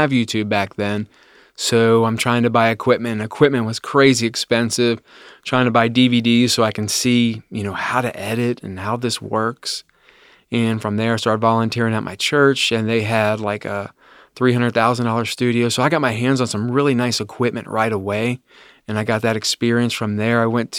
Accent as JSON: {"language": "English", "region": "Ohio", "country": "United States", "tie": "born or raised there", "said": "I grew up in Claremont County in the Amelia area. From there, I've never left Claremont County. That's my home. I love it there. I live in Bethel right now, little tiny town, 2,000 people."}